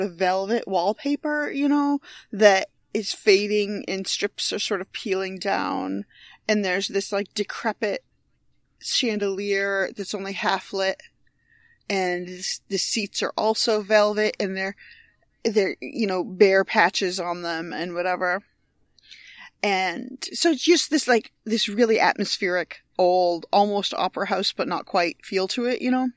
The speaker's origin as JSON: {"language": "English", "town": "Binghamton", "region": "New York", "country": "United States", "tie": "born or raised there", "moved": "yes", "said": "I grew up in Binghamton, New York"}